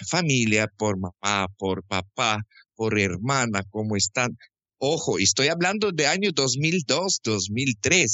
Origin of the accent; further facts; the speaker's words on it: Krasnodar, Krasnodar Krai, Russia; Spanish is a second language; moved away as an adult; also born or lived in Quito, Ecuador; now in Guayaquil, Ecuador; yo nací en sur de Rusia, en capital de provincia que se llama Krasnodarsky Krai, en la ciudad Krasnodar